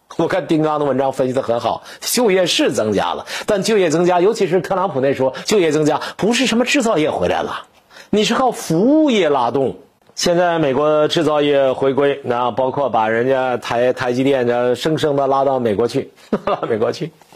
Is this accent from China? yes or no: yes; China; 我，中国人